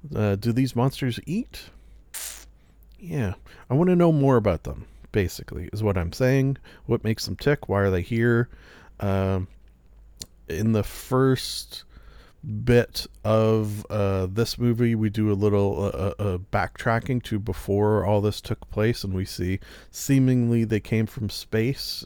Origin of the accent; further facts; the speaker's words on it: Canada; being Canadian